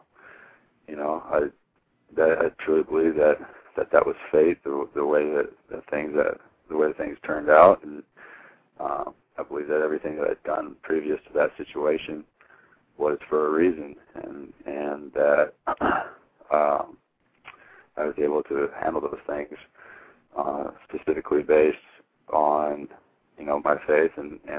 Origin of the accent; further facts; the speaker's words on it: Hermiston, Oregon, United States; growing up from where I'm from, was not a lot of people come out of Hermiston with Division I scholarships